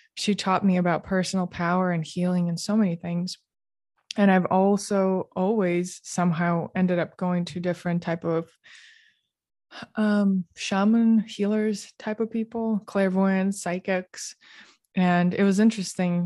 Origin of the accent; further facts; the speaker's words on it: Moscow, Russia; also born or lived in Canberra, Australia; growing up in Moscow